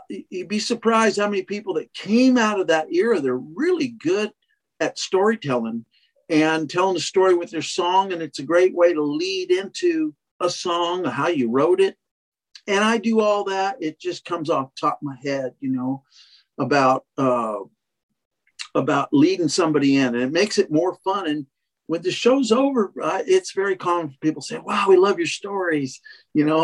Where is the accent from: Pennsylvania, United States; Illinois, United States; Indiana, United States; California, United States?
California, United States; Monterey; I'm born and raised in Monterey, California, outside of town